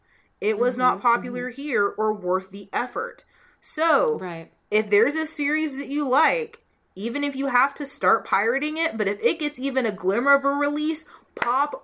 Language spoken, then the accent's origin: English; United States; an American anime fan